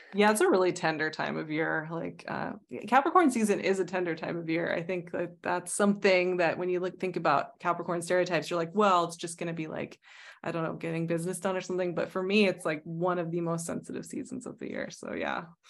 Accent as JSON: {"language": "English", "region": "Arizona", "country": "United States", "moved": "yes", "lives_now": "Stockholm, Sweden", "said": "I come from Arizona"}